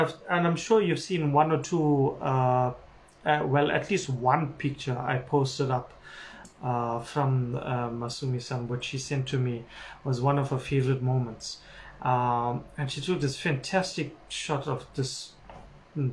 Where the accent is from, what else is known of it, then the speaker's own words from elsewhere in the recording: Durban, KwaZulu-Natal, South Africa; my hometown, Durban, South Africa